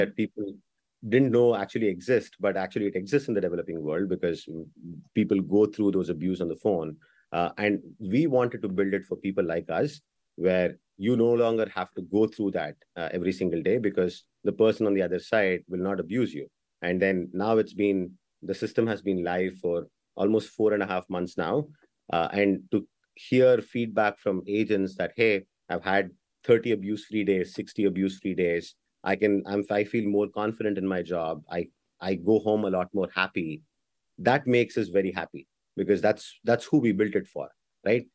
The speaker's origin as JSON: {"language": "English", "country": "India", "tie": "born or raised there", "also_born_or_lived": "Bangalore", "moved": "yes", "said": "I'm born and raised in India"}